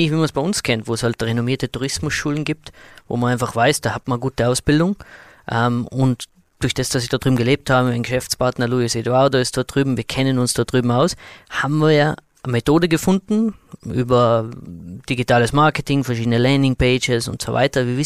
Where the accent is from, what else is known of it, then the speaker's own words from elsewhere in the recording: Austria; Bei uns in Österreich gibt es mittlerweile Bestrebungen, dass man wirklich auch äh, motivierte junge Talente einen Zugang gibt zu unserem Arbeitsmarkt.